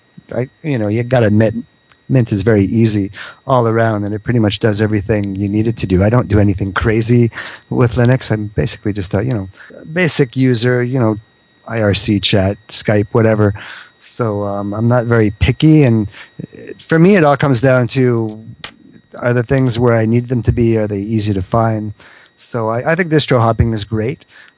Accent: Quebec, Canada; I'm not from France. I'm from Quebec. Quebec is a very, very different accent from the French, from the France, you know.

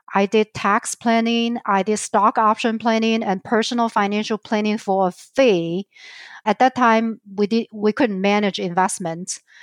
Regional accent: southern China near Hong Kong, China; accent: Chinese; English is a second language; moved away as an adult; also born or lived in Idaho, United States / Minnesota, United States; now in Twin Cities, United States; I was born and raised in China, in southern part of China near Hong Kong

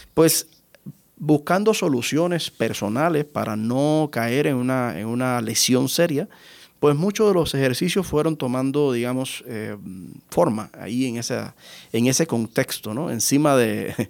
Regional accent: Pinar del Río, Cuba; mi ciudad natal, en Pinar del Río

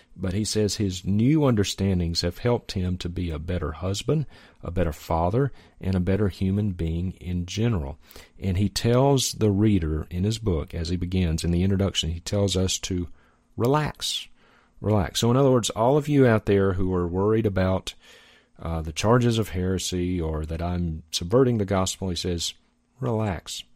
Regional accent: Mississippi, United States; Mississippi, my home state

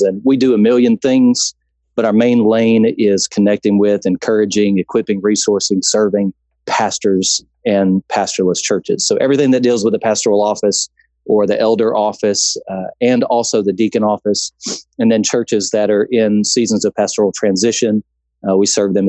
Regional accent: Baton Rouge, Louisiana, United States; now in Texas, United States; I grew up in Baton Rouge, and so I'm a transplant to Texas

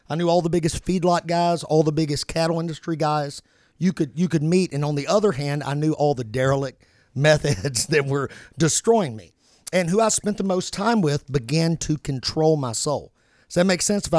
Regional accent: Kentucky, United States; I'm from Kentucky

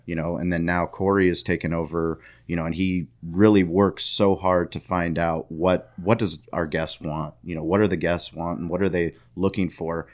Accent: San Diego, California, United States; me growing up in San Diego

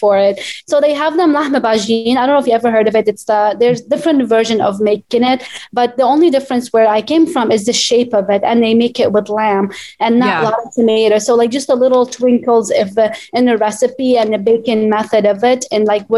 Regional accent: Baalbek, Baalbek-Hermel, Lebanon; English is a second language; moved away as an adult; also born or lived in Charleston, South Carolina, United States; now in New York, United States; I am from Bekaa Valley, which is located 2 hours away from Beirut

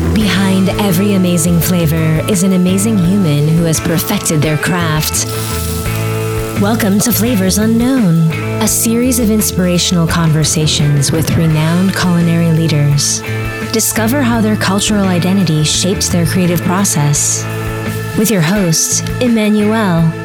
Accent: Charlotte, North Carolina, United States; I was born and raised in Charlotte

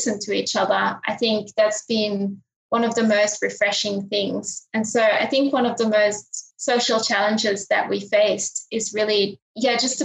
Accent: Linden, Flanders, Belgium; moved away; also born or lived in Sydney, Australia; Belgium, where I grew up, my hometown of Linden.

